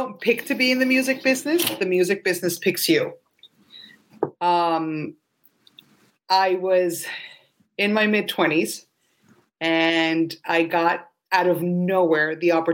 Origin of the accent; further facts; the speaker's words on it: Colombia; moved away; I grew up in Colombia